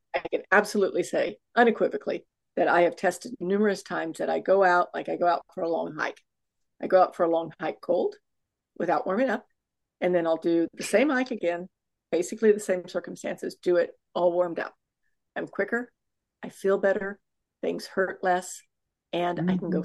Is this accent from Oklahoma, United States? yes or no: no; Houston, Texas, United States; I'm from Houston, Texas, which happens to have the largest, I think, medical um, oh, conglomerate